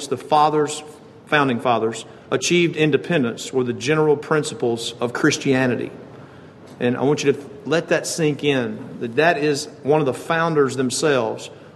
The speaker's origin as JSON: {"language": "English", "country": "United States", "said": "as American citizens"}